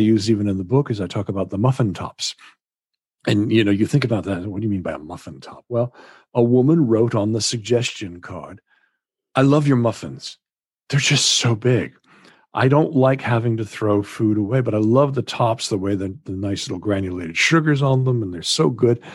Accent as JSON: {"language": "English", "region": "Massachusetts", "country": "United States", "tie": "born or raised there", "moved": "as an adult", "lives_now": "Wales, United Kingdom", "said": "I grew up in Massachusetts in the United States"}